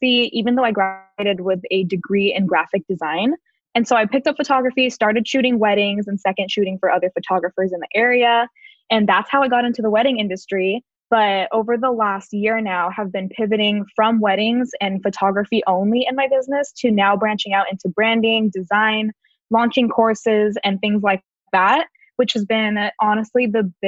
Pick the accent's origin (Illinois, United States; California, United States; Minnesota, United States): California, United States; Glendora; I am from Southern California, born and raised in a small town called Glendora.